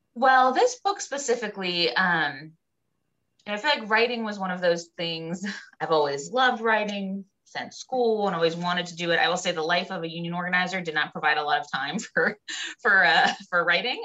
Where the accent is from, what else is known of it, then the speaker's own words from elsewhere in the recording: Pittsburgh, Pennsylvania, United States; I grew up in the Pittsburgh area, a little bit north of Pittsburgh